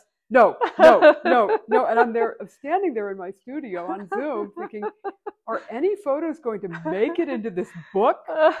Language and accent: English; Pennsylvania, United States; moved away; also born or lived in Arizona; growing up in Pennsylvania. Like at 8 years old, we moved to the woods.